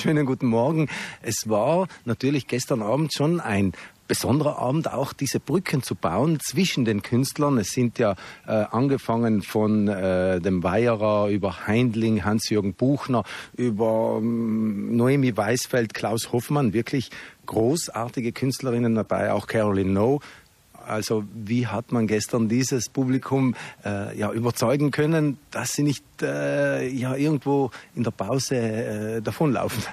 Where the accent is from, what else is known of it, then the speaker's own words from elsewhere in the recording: South Tyrol, Trentino-Alto Adige, Italy; accent: South Tyrolean dialect; in Südtiroler Dialekt, so wie wir jetzt reden, in unserer Sprache